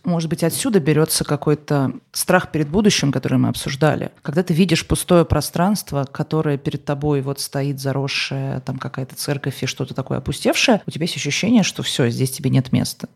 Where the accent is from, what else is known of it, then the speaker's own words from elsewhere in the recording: Moscow, Russia; я из Москвы